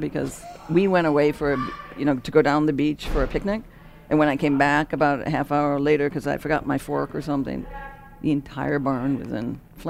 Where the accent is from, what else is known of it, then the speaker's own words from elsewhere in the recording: Rochester, New York, United States; when I was growing up in Rochester.